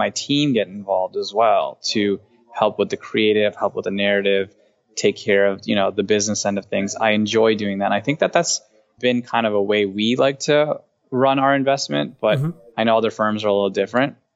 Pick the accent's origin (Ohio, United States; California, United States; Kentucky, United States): Ohio, United States; Cleveland; we're both from the same area, we're both from Cleveland